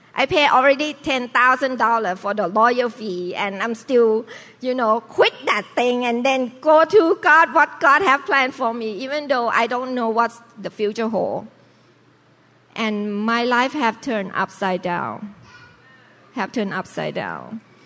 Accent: Bangkok, Thailand; now in United States; normal lifestyle Chinese family in Thailand. So we uh, in the uh, merchant's family, so we sell fruit uh, in Sipraya city in Bangkok. So I grew up, have to work

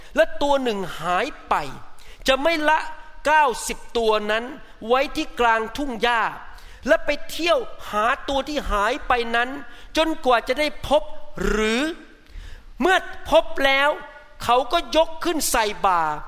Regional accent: Thailand; moved away as an adult; now in United States; ผมเป็นคนไทยนะครับผมโตในประเทศไทย

